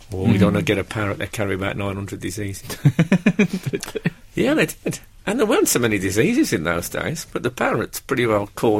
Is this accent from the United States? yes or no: no; United Kingdom; I'm a British comedian in a public place, there's a dead parrot, I feel I have to do something.